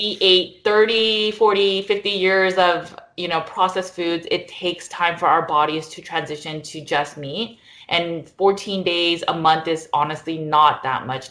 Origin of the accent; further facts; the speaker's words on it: United States; I'm Korean American, so we always have kimchi.